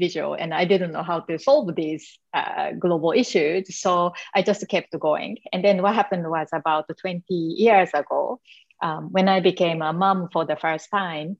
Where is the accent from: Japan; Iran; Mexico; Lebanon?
Japan; accent: Asian; English is a second language; moved away as an adult; I'm from Japan. So I grew up in Japan in the traditional, you know, community, being a very shy little girl.